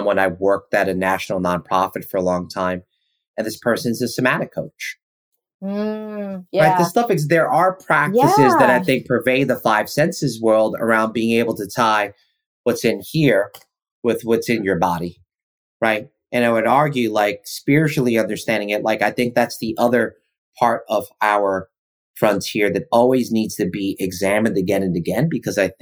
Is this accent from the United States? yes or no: yes; United States; also born or lived in New York; growing up in New Jersey and New York around a lot of Italians